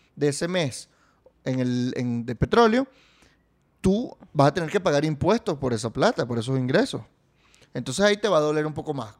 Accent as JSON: {"language": "Spanish", "country": "Venezuela", "said": "los venezolanos somos dueños del petróleo"}